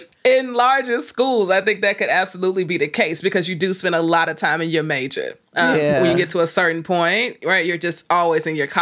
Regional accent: Chicago, Illinois, United States; moved away as an adult; also born or lived in Des Moines, Iowa / Ithaca, New York; I'm from Chicago, Southside.

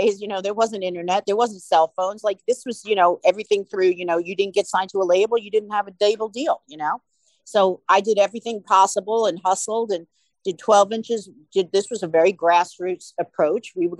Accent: New York, United States; we're from New York

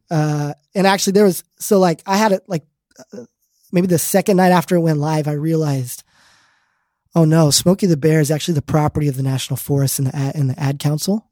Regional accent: Arizona, United States; I grew up in Arizona.

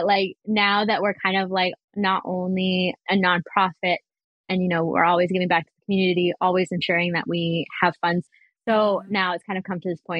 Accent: Vancouver, British Columbia, Canada; growing up in East Van.

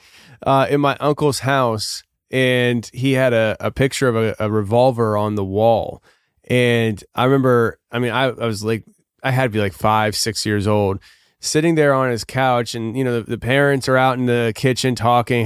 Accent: United States; I was born in America

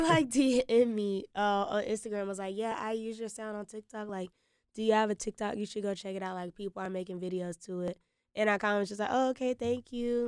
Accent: Winston-Salem, North Carolina, United States; I'm from Winston-Salem, North Carolina

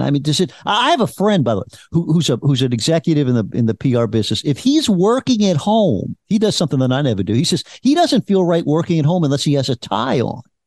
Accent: Louisiana, United States; I am from Louisiana

